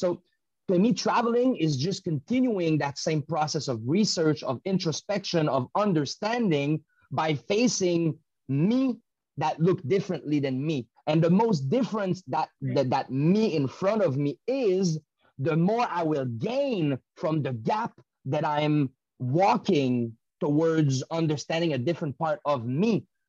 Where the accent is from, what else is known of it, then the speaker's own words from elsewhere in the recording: Canada; The privilege we have as Canadian still come from the Canadian injustice led and organized around the world.